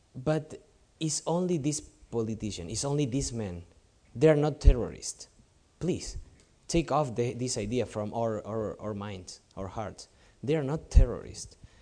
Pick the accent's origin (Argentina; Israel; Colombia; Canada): Argentina; moved away as an adult; now in Lebanon; I'm from South America, so it's more like Latin style for us, Argentinian style